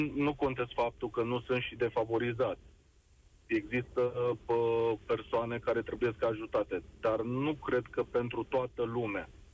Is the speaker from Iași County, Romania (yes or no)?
yes; Iași, Iași County, Romania; also born or lived in Galați; sunt din Iași, momentan sunt în Galați